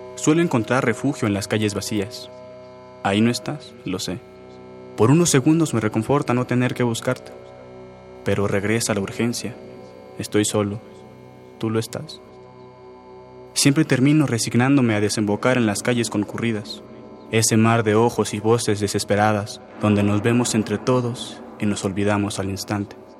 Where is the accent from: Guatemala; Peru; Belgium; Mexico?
Mexico; Coacalco, State of Mexico; soy de Coacalco, del Estado de México